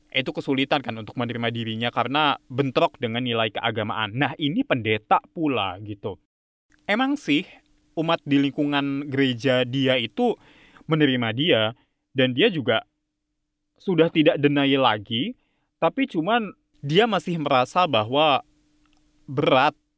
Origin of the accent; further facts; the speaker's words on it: Java, Indonesia; Jadi kalau misalnya kayak ya gue orang Jawa gitu, misalnya masak apa uh, gudeg gitu